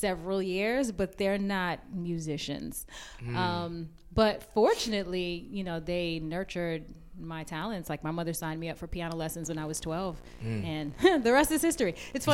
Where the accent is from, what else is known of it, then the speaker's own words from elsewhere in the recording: New York City, New York, United States; I'm from Brooklyn